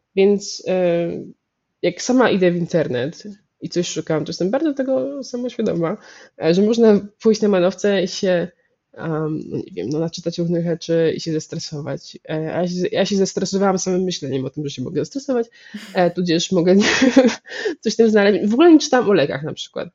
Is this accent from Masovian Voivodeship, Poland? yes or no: yes; Warsaw, Masovian Voivodeship, Poland; jestem z Warszawy i moja rodzina jest dość warszawska, y, bardzo warszawska, głównie warszawska